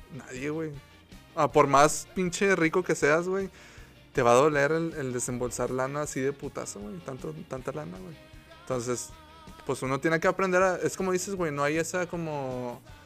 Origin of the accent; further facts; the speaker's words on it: Mexico; como mexicano